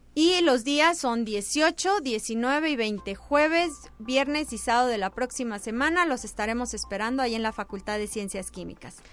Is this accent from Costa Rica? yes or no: no; Mexico